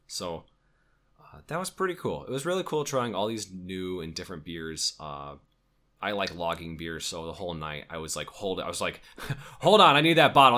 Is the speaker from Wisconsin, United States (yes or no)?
yes; Wisconsin, United States; we're from Wisconsin